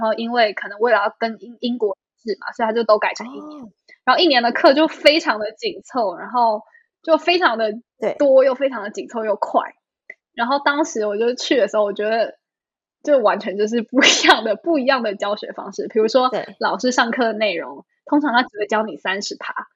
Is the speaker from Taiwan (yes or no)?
yes; Taipei, Taiwan; moved away as an adult; also born or lived in New York, United States; now in Shanghai, China; 我是出生长大在对。台北